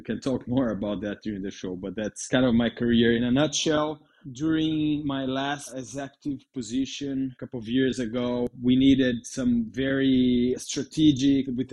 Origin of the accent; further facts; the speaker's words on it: Brazil; English is a second language; moved away; I'm from Brazil. That's why my accent.